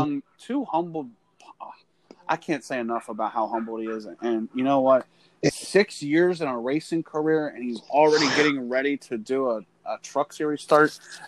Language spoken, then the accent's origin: English; Pennsylvania, United States; I'm from Pennsylvania.